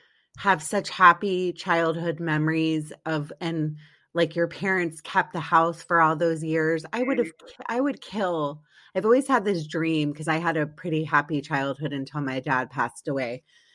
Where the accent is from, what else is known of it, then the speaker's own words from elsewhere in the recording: East Coast, United States; I grew up on the East Coast too, and now I've lived in sunny Southern California for over 20 years.